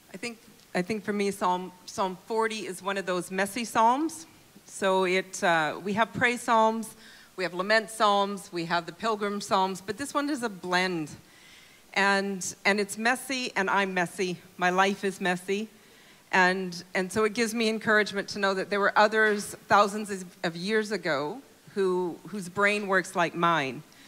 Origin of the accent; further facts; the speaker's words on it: Calgary, Alberta, Canada; moved away as an adult; now in Europe; I'm a Calgarian